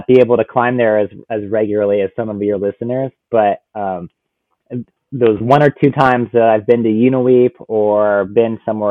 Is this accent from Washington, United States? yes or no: yes; Washington, United States; back here in my home state, just an hour from where I am now